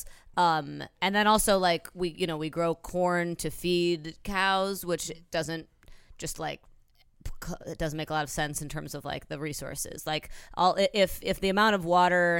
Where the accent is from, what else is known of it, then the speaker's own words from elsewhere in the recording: Midwest, United States; I grew up eating as a Midwesterner